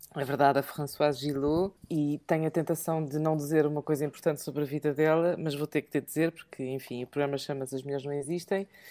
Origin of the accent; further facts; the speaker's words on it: England, United Kingdom; moved away; falo português fluentemente, mas sou mais inglesa do que portuguesa. E então, porque eu cresci em Inglaterra